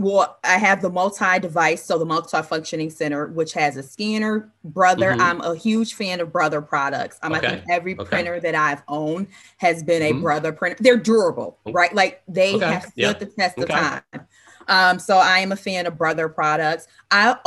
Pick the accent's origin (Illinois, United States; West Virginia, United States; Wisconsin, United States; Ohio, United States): Illinois, United States; Chicago; We're Chicagoan.